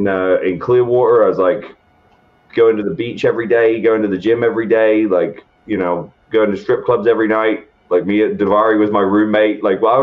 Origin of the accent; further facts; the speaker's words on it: England, United Kingdom; especially where I grew up in England, it's not the prevailing mentality at all, and I never felt like I fit in there